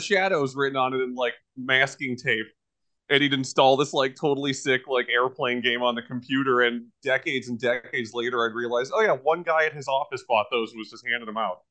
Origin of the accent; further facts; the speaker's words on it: United States; I am an American and I own Zillion.